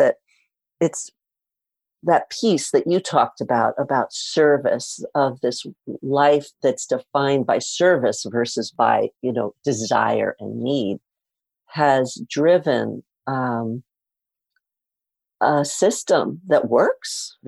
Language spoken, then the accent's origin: English; New York City, New York, United States; I grew up in Spanish Harlem